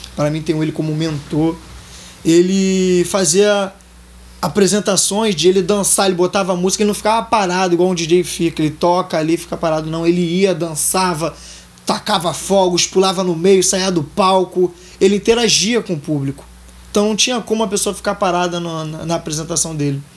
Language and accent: Portuguese; Minas Gerais, Brazil; also born or lived in Nova Iguaçu, Rio de Janeiro / Tinguá, Rio de Janeiro / Vidigal, Rio de Janeiro; now in Rio de Janeiro, Brazil; Então, eu era de Minas. Eu vou pra, fui para Nova Iguaçu, morei em Tinguá um bom tempo com meus pais. E hoje em dia eu tô residindo no Vidigal